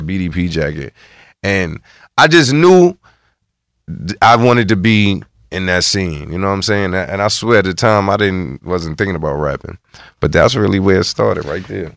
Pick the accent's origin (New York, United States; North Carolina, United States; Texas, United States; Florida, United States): New York, United States; New York City; also born or lived in Barbados; I'm from the Bronx. I'm from Carb City